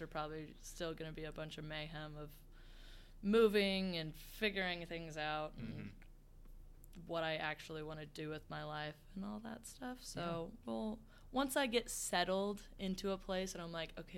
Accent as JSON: {"language": "English", "region": "Kansas", "country": "United States", "tie": "born or raised there", "said": "I am from Kansas. I've lived here my whole life."}